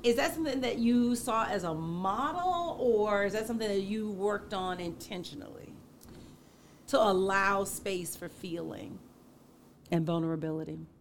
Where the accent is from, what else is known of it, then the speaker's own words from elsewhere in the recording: the South, United States; I grew up in the South